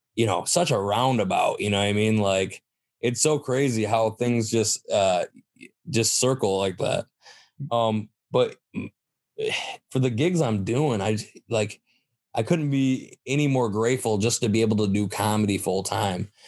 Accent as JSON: {"language": "English", "town": "Saginaw", "region": "Michigan", "country": "United States", "said": "I'm from Saginaw"}